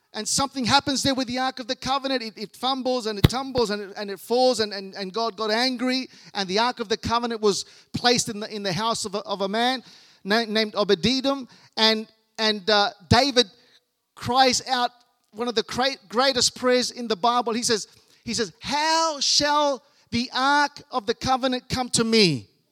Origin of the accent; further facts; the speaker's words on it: Australia; I was born here in Australia